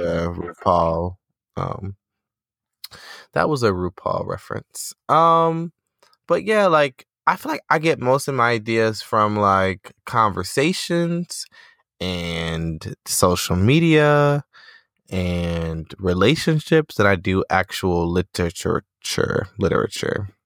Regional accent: Detroit, Michigan, United States; My hometown of Detroit.

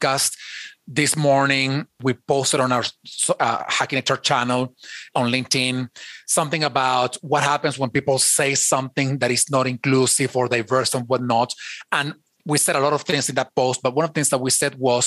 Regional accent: Venezuela; English is a second language; now in United States; I have an accent. I wasn't born in the United States. I was born in Venezuela, so I have an accent.

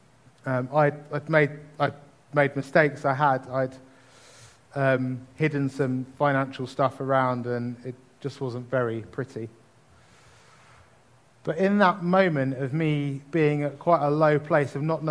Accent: Tunbridge Wells, South East England, United Kingdom; the household I grew up in Tunbridge

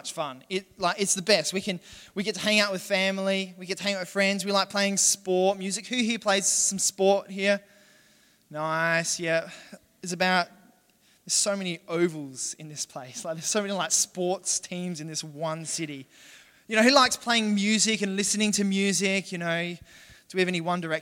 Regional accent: Western Australia, Australia; also born or lived in Perth; now in Adelaide, Australia; I'm from Western Australia, right, originally. I live in Adelaide

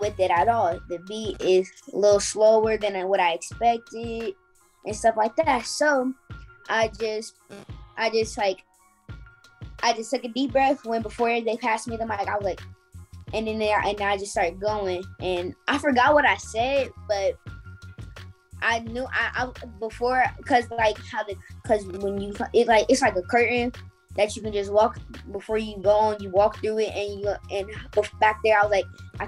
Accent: Fort Wayne, Indiana, United States; From Indiana, Fort Wayne

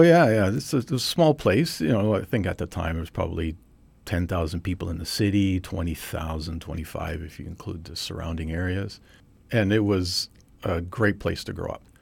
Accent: Trail, British Columbia, Canada; I was born and raised in Trail, B C, which is in the West Kootenays, southeastern part of British Columbia

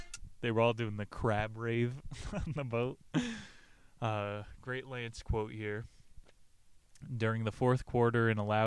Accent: New Jersey, United States; I'm from New Jersey

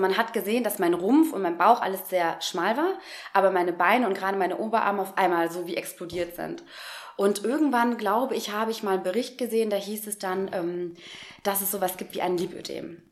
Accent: Frankenberg, Hesse, Germany; also born or lived in Giessen; Ich komme aus der Nähe von Marburg, einem kleinen Städtchen, das nennt sich Frankenberg. Da bin ich aufgewachsen

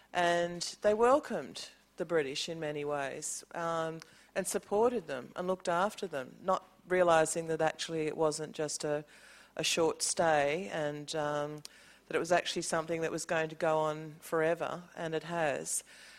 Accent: Sydney, New South Wales, Australia; also born or lived in Snowy Mountains; I'm an Aboriginal person from the Snowy Mountains, but I grew up in Sydney. My mob are Ngarrigu, my clan is Ngamich.

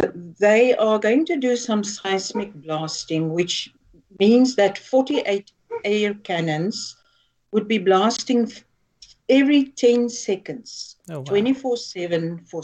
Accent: South Africa; first language Afrikaans; English is a second language; So I'm reading it in Afrikaans, which is my mother tongue.

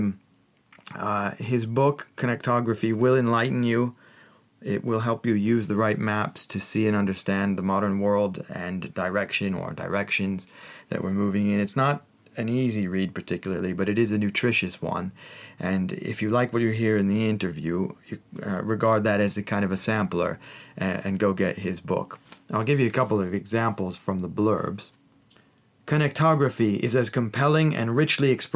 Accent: United States; now in London, United Kingdom; We're both American

